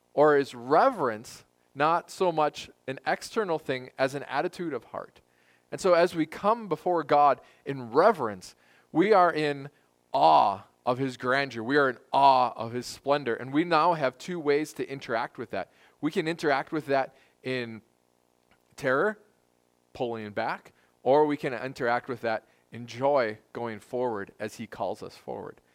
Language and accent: English; United States; as American Christians